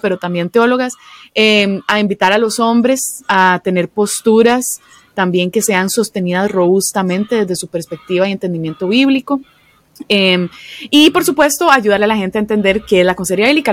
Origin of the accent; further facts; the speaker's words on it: Costa Rica; accent: Costa Rican; moved away as an adult; now in Philadelphia, United States; soy de Costa Rica originalmente, aunque voy a decirlo con el rotacismo idiomático que decimos los costarricenses